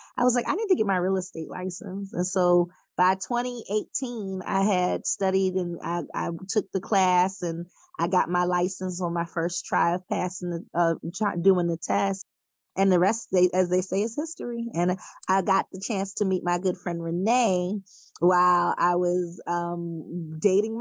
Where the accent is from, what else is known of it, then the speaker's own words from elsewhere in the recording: Philadelphia, Pennsylvania, United States; moved away as an adult; also born or lived in Greensboro, North Carolina; now in Atlanta, United States; I'm originally from Philadelphia. I went to Philadelphia High School for Girls